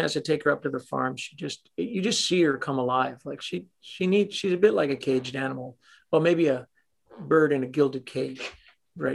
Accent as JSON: {"language": "English", "town": "Toronto", "region": "Ontario", "country": "Canada", "tie": "born or raised there", "said": "I'm a Canadian kid from Toronto"}